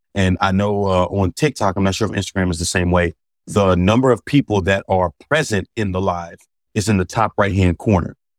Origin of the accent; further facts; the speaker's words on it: Philadelphia, Pennsylvania, United States; growing up in Philadelphia, where my high school was